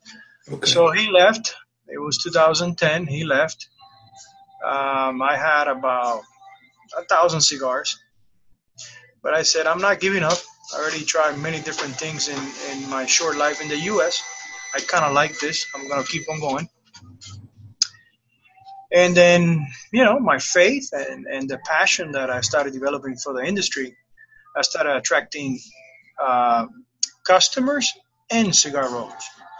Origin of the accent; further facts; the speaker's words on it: Cuba; also born or lived in Miami / Tampa; now in United States; I came from Cuba in 1994. My first 9 years, it was in Miami. And I felt that I haven't arrived yet to the U.S. So I kept going north. I arrived to Tampa in 2003.